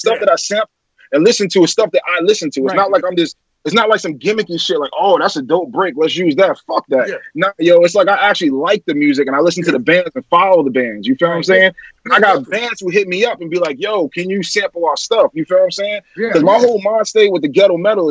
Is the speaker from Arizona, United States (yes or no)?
no; New York City, New York, United States; I'm from South Jamaica, Queens, man. Rochdale.